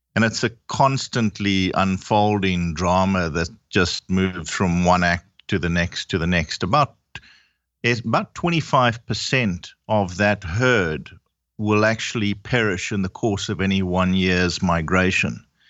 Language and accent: English; Zimbabwe; I'm originally from Zimbabwe. My whole family is